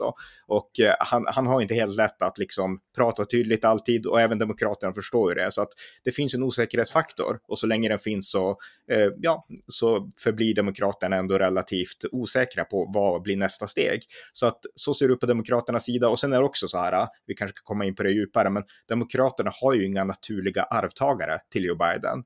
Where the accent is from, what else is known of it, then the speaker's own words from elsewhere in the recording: Sweden; vi svenskar